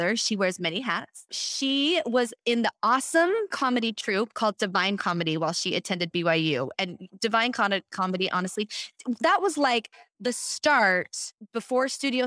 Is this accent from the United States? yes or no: no; Edmonton, Alberta, Canada; we're fellow Canadians. She was born in Vancouver and I was born in Edmonton, Alberta.